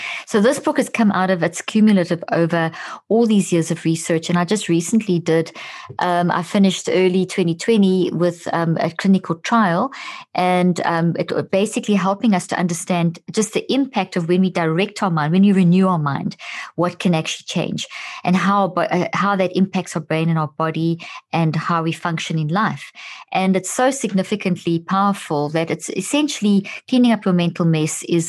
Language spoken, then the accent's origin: English; South Africa; also born or lived in Zimbabwe; I was born in Zimbabwe and grew up in South Africa